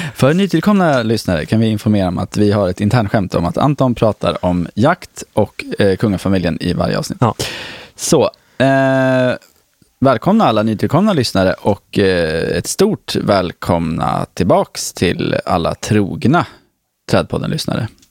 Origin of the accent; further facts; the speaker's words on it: Nyköping, Södermanland, Sweden; jag växte upp i Nyköping